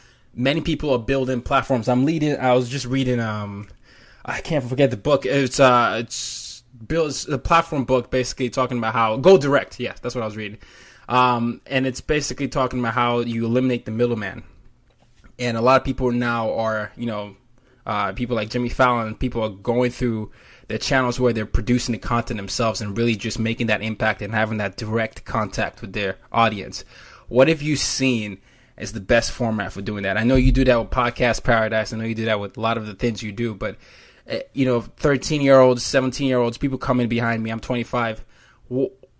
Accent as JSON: {"language": "English", "country": "Nigeria", "said": "I'm Nigerian, and everybody is always confused by whatever I sound like."}